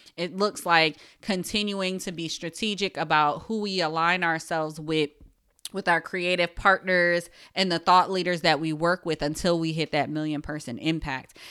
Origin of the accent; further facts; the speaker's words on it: Paterson, New Jersey, United States; I am a Jersey girl, born and raised in Paterson, New Jersey